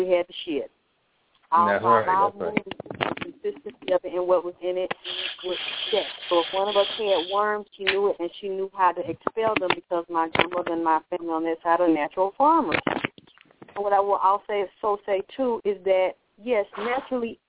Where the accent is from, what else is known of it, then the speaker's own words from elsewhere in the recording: Georgia, United States; I was raised in Georgia